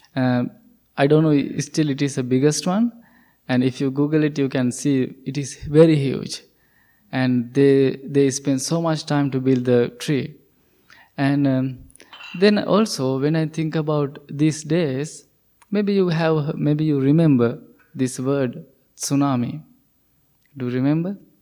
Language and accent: English; Sri Lanka; English is a second language; moved away as an adult; I'm coming from Sri Lanka